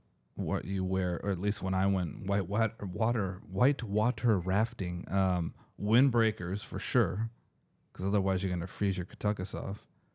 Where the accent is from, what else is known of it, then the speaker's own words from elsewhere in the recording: Hollywood, California, United States; I've been living in LA. I was literally born and raised in Hollywood.